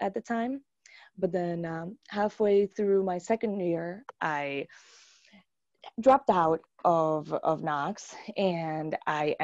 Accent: Aibonito, Puerto Rico; moved away as an adult; also born or lived in Arecibo, Puerto Rico; now in United States; I grew up in Puerto Rico

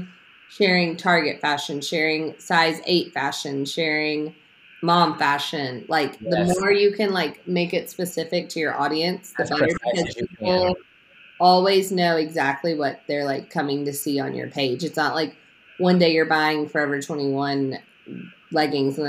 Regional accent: Memphis, Tennessee, United States; I grew up in Memphis.

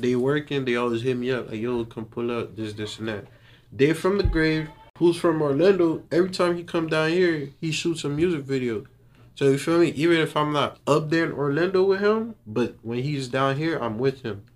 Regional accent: Haiti; also born or lived in Little Haiti, Miami; now in North Miami, United States; I was born in Haiti. I came here in 2007. Mm-hmm. Ever since I came here, I stayed in Little Haiti for like five years before I moved to North Miami

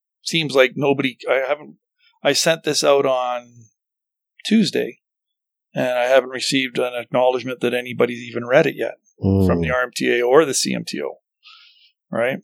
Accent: Canada; as a Canadian.

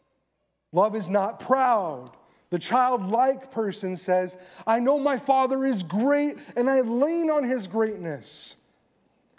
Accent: California, United States; moved away as an adult; also born or lived in Colorado; now in Texas, United States; I'm from California.

